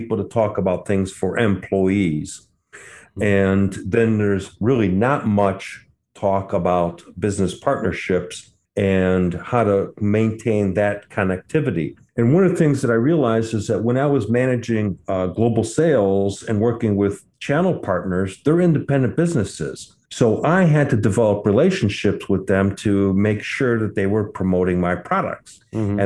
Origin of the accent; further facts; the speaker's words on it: Detroit, Michigan, United States; also born or lived in Bordeaux, France; I grew up in the Detroit area